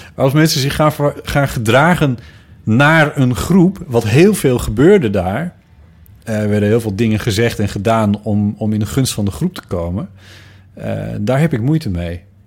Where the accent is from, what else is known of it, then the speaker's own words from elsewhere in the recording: near Sneek, Friesland, Netherlands; uit Friesland. waar ik vandaan kom, ergens in de buurt van Sneek